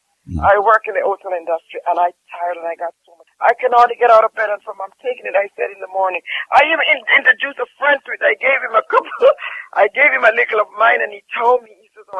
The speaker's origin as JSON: {"language": "English", "country": "Jamaica", "said": "sometimes, as a Jamaican, sometimes people say"}